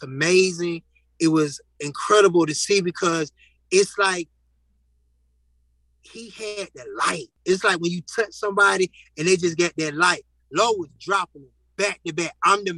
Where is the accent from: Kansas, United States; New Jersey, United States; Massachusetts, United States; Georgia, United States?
Georgia, United States; Atlanta; I'm from the East Side